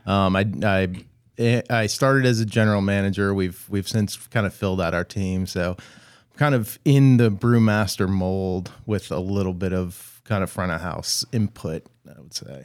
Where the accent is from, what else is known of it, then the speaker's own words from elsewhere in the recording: Maryland, United States; growing up in Maryland